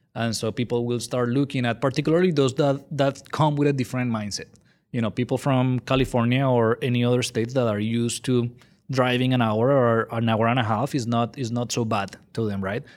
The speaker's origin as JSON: {"language": "English", "country": "Colombia", "tie": "born or raised there", "second_language": "English", "moved": "as an adult", "lives_now": "San Antonio, United States", "said": "I'm originally from Colombia, in case you're wondering where my accent is from. So, I was born and raised there"}